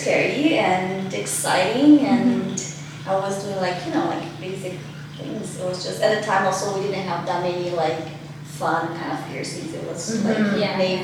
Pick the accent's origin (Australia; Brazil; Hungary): Brazil; born or raised there; moved away as an adult; also born or lived in Singapore; now in Vancouver, Canada